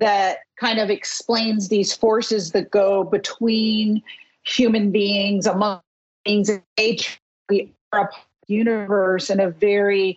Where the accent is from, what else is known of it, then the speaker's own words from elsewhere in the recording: New York, United States; my nature as a New Yorker